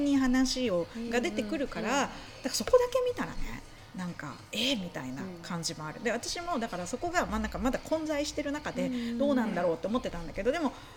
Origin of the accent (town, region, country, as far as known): Kobe area, Hyogo, Japan; born or raised there